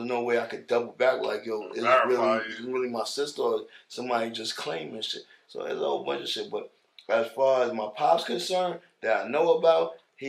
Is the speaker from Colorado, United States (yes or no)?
no; New York City, New York, United States; also born or lived in Queens / the Bronx / Bed-Stuy, Brooklyn / Jamaica (ancestry); I am from the whole New York. The only place that really can't claim me is probably Staten Island.